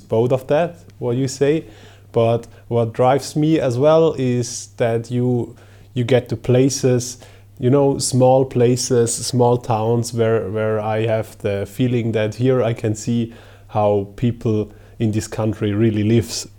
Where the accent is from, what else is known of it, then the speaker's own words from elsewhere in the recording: Switzerland; I am from Switzerland